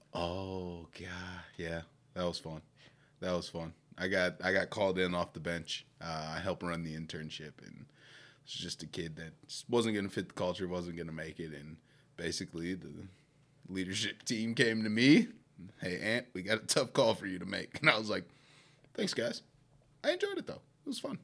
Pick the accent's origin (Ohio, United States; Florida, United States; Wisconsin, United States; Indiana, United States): Wisconsin, United States; Milwaukee; moved away as an adult; also born or lived in Saint Cloud, Minnesota; now in Minnesota, United States; I am born and raised in Milwaukee, Wisconsin.